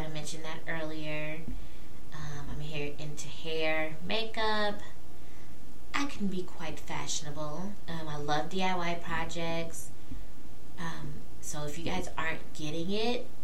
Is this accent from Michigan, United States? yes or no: no; Peoria, Illinois, United States; moved away as an adult; now in Louisville, United States; I am originally from Peoria, Illinois, born and raised